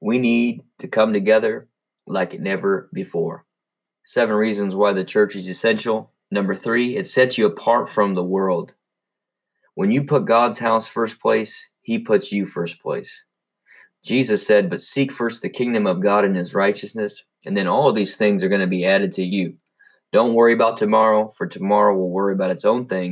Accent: United States; we as American citizens

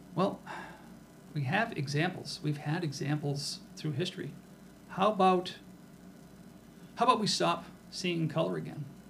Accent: Rochester, New Hampshire, United States; make it into the lovely metropolis of Rochester, my hometown.

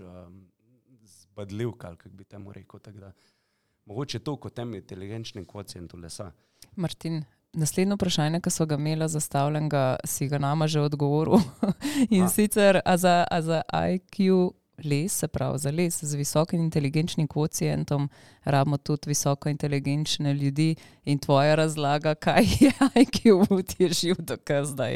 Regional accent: Slovenia; Slovenci smo

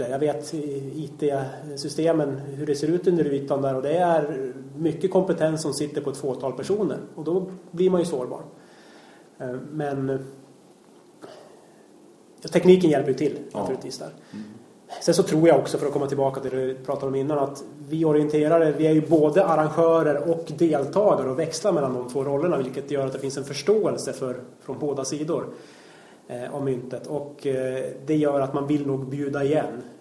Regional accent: Gävleborg County, Sweden; Ja, vi hade ju hemma i Gästrikland 98 sista året

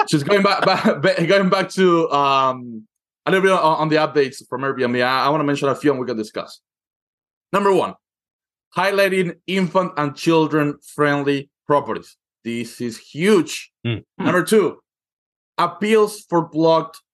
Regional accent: Argentina; moved away; I come from Argentina, where you pay your hairdresser in installments

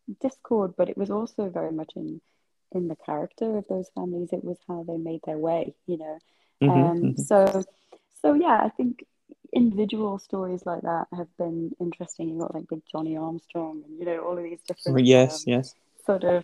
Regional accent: on the border with Scotland, North East England, United Kingdom; when you live in the north of England historically, you know, on the border with Scotland

